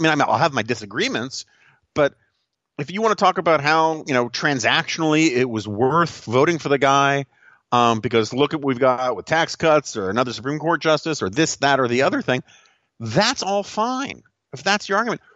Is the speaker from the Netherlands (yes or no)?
no; New York City, New York, United States; moved away; my hometown of New York City, the 1970s and 1980s